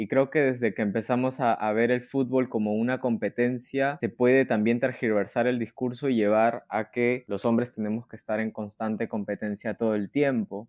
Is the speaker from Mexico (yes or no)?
no; Peru; yo somos de Perú